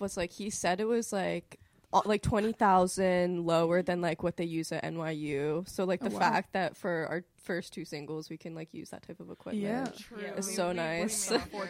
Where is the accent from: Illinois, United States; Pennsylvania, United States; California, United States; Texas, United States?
Pennsylvania, United States; Lancaster; like, I'm from Lancaster, PA